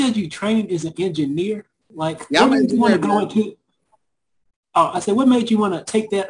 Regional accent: Memphis, Tennessee, United States; I'm from Memphis.

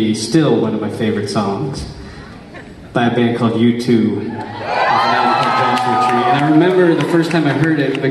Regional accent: East Coast, United States; growing up on the East Coast

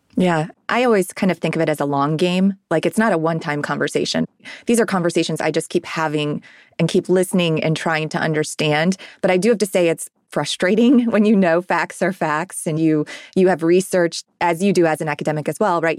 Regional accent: Ohio, United States; now in Nashville, United States; I'm from Ohio originally

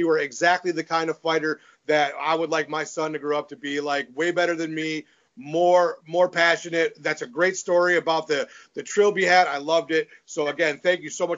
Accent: Michigan, United States; I'm from Michigan

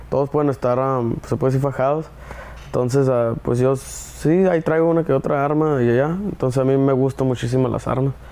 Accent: Ciudad Obregón, Sonora, Mexico; De Oregón, Sonora.

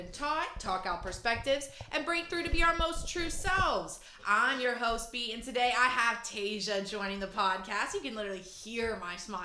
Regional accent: Richmond, Virginia, United States; born or raised there

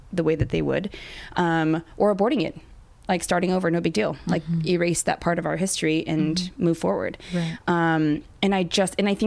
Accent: Long Beach, California, United States; I was born in Long Beach

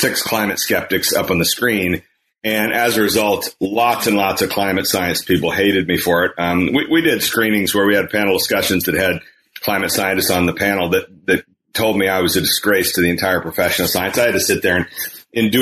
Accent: Kansas, United States; moved away; primarily in the state of Kansas, my home state.

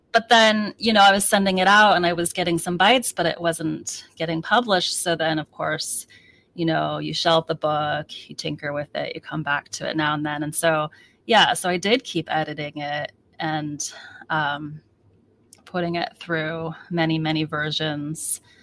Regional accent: United States; also born or lived in Seattle; I am so American, I'm so not Chinese

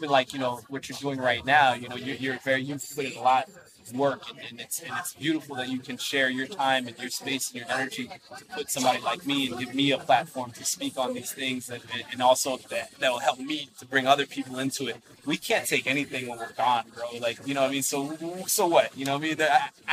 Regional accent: United States; I was born in the States

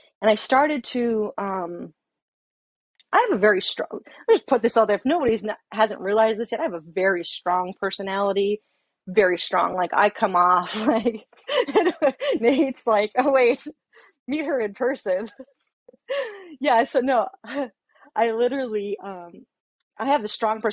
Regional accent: Fargo, North Dakota, United States; moved away as an adult; also born or lived in Alaska; moved back to my hometown area, Fargo, North Dakota

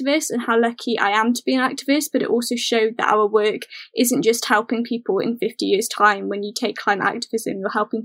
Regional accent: South Wales Valleys, United Kingdom; are based in the South Wales Valleys

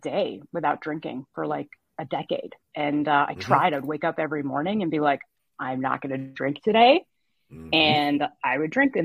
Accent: Toronto, Ontario, Canada; moved away as an adult; now in Boston, United States; I'm Canadian. I was born in Toronto. I moved to Boston when I was 20 and I stayed

